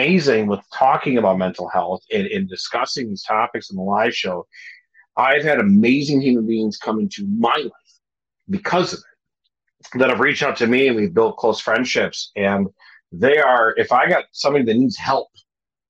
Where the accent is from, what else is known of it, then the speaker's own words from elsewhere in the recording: Minnesota, United States; moved away as an adult; also born or lived in Hawaii; Minnesota for me is always, this is home. This is where I'm from. This is where I'm born and raised